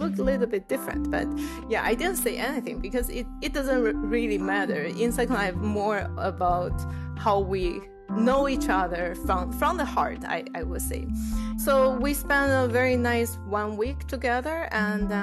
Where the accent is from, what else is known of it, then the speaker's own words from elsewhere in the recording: Taiwan; moved away as an adult; also born or lived in Illinois, United States; I was from Taiwan, and Taiwan is pretty monoculture, like everything is Chinese and we all look the same.